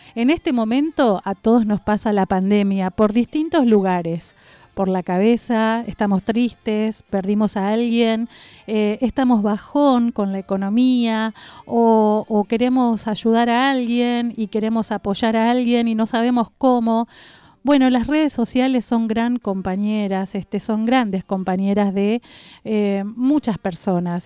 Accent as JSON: {"language": "Spanish", "town": "Pilar", "region": "Buenos Aires Province", "country": "Argentina", "tie": "born or raised there", "said": "mi ciudad, mi pueblo"}